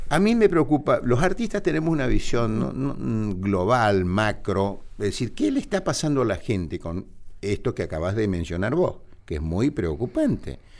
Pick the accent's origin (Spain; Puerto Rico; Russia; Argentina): Argentina; preocupación como argentino